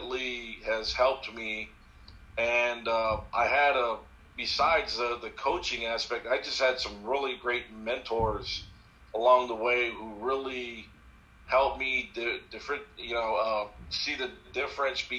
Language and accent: English; Hawaii, United States; I was born and raised in Hawaii